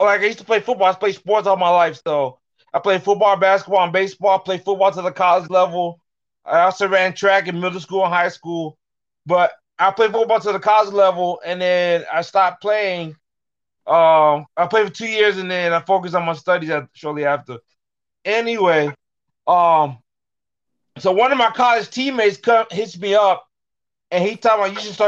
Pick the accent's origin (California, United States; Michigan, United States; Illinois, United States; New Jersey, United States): Michigan, United States; suburban Detroit; also born or lived in Alamogordo, New Mexico; I moved to Michigan, suburban Detroit, Michigan, Metro Detroit, when I was 9 years old. I haven't left since